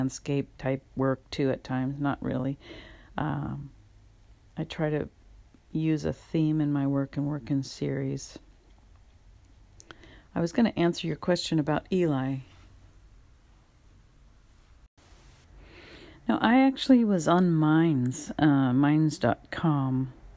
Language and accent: English; California, United States; also born or lived in Louisiana / San Francisco Bay Area; I'm from California. I'm in the San Francisco Bay Area. I've lived here most of my life. I've migrated up here from Southern California. with my parents